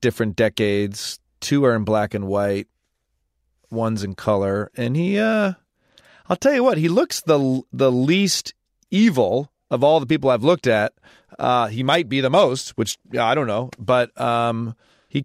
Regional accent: Michigan, United States; I grew up in Michigan

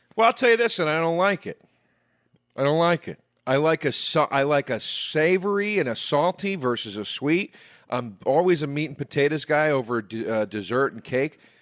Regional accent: East Coast, United States; I grew up on the East Coast

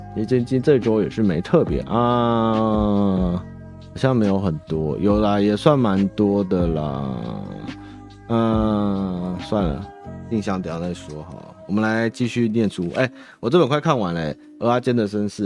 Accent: Taipei, Taiwan; also born or lived in Chiayi / Tainan; 我们台北人的台语烂

